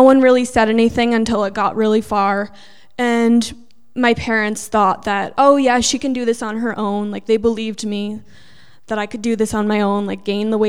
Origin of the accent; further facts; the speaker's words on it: New York, United States; I'm originally from New York